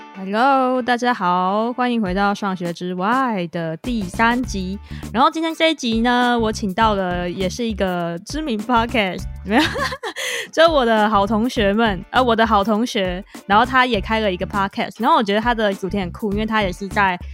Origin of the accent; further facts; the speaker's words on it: Taiwan; moved away; 因为我们都台湾土生土长嘛